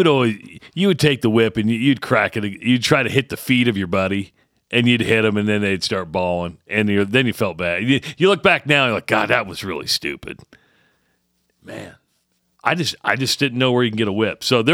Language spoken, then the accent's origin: English; Iowa, United States; moved away; I am from Iowa.